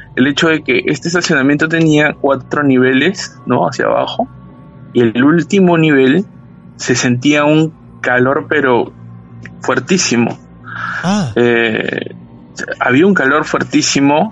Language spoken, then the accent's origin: Spanish; Peru; now in Lima, Peru; aquí en, en Lima